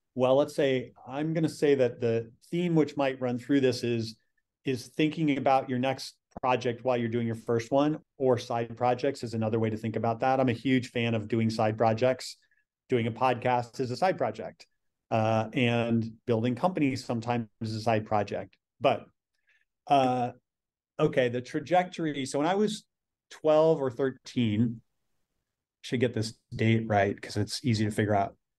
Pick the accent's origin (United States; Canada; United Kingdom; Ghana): United States; Michigan City, Indiana; I'm from Michigan City, Indiana, which is ra-, right at the northern part of Indiana